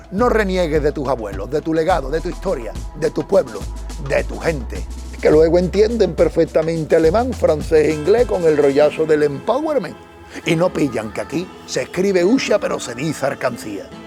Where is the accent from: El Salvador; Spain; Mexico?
Spain; Andalusia; accent: Andalusian; Desprecian nuestro acento porque lo consideran de pobre y se ríen no sé muy bien de qué solo con escucharnos. Y es que si decimos la verdad, el acento andaluz no le ha abierto una puerta a nadie en la vida.